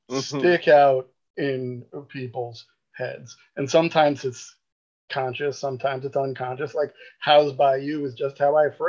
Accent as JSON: {"language": "English", "town": "Queens", "region": "New York", "country": "United States", "tie": "born or raised there", "said": "born and raised in Queens um, by immigrant parents, so I don't have the typical Archie Bunker Day Queens accent kind of thing. A lot of people have said I had a Southern drawl"}